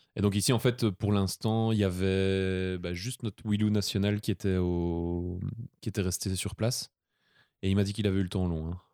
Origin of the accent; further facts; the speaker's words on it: Belgium; on était les, deux Belges